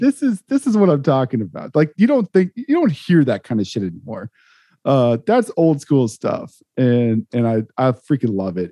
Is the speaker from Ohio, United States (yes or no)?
no; Topeka, Kansas, United States; now in Kansas City; I grew up in Topeka